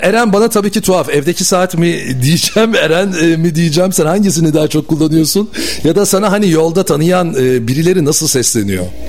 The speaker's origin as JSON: {"language": "Turkish", "region": "Bursa", "country": "Turkey", "tie": "born or raised there", "moved": "yes"}